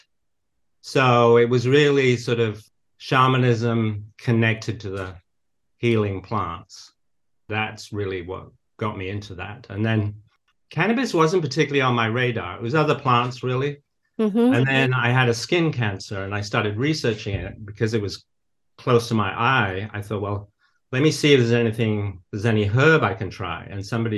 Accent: the north of England, United Kingdom; moved away as an adult; now in United States; But I did grow up in nature. So I was always surrounded by nature, really. So I grew up in the north of England.

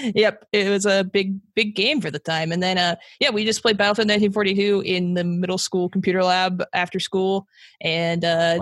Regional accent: Las Vegas, Nevada, United States; I'm I'm from Vegas. Uh, I have lived other places, but I've been here since like kindergarten

